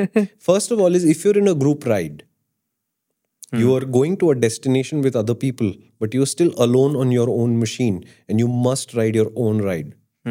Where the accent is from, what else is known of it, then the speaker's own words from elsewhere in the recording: Iwata, Shizuoka, Japan; It doesn't mean me versus you because I come from Iwata and you come from somewhere else.